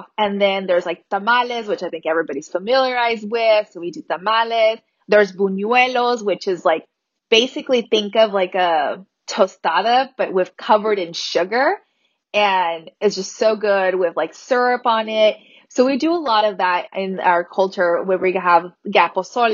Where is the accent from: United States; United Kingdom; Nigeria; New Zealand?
United States; Las Vegas, Nevada; also born or lived in Alamos, Sonora, Mexico; I actually was born in Alamos, Sonora, Mexico, and I migrated to the United States when I was 7 months old. So I'm currently undocumented in DACA, but I was raised here in Las Vegas, Nevada, all my life